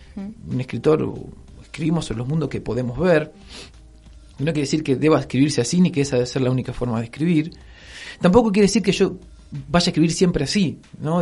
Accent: Rosario, Santa Fe, Argentina; also born or lived in Noetinger; me crié en Rosario, en el centro de Rosario

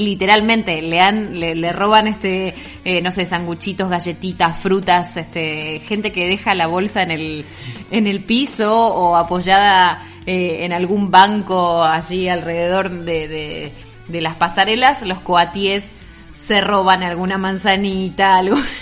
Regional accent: Argentina; nuestra querida Argentina

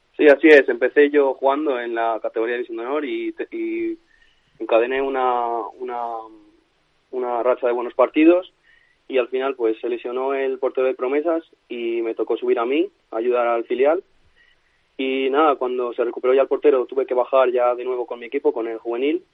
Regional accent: Toro, Castile and León, Spain; moved away as an adult; also born or lived in Valladolid; yo soy de Toro de, de Zamora

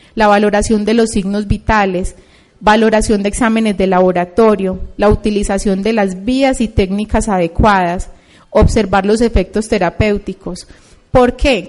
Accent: Colombia

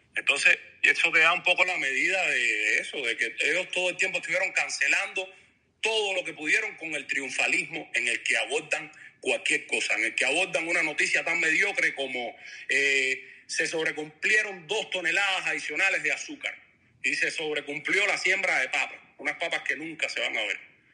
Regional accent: Cuba; moved away; Hay personas que vivían en mi pueblo

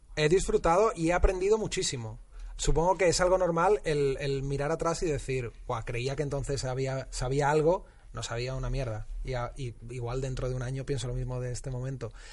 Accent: Utrera, Andalusia, Spain; moved away; cuando era eh, joven y vivía en mi pueblo, Nutrera

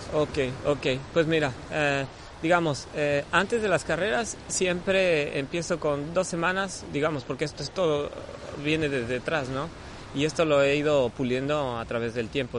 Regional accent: Mexico; yo soy ese mexicano

